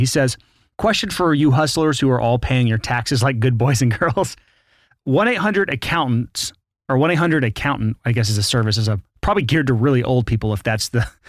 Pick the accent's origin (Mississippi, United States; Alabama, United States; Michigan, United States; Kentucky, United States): Alabama, United States; I'm from Alabama.